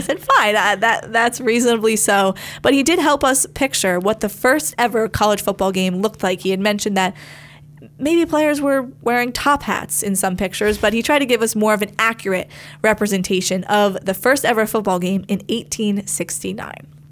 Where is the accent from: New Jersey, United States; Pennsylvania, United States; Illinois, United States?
New Jersey, United States; I am from New Jersey